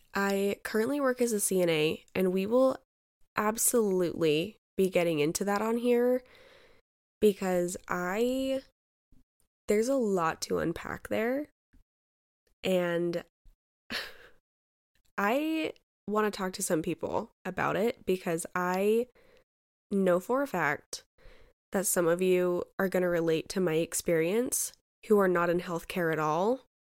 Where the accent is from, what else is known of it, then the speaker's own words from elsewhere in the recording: Utah, United States; I was born and raised in Utah. I've been here all my life